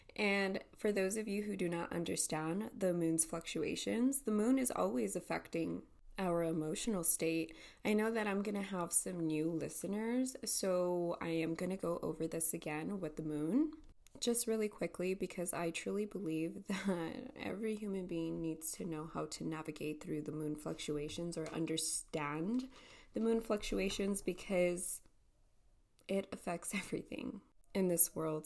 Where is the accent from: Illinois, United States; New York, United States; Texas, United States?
Texas, United States; El Paso; It is 8.40 a.m. here, here in El Paso, Texas.